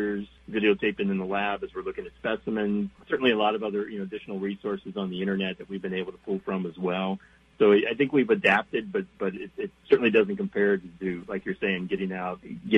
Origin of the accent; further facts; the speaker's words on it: Southern Ohio, United States; moved away as an adult; also born or lived in Kentucky; now in Minnesota, United States; I grew up in Southern Ohio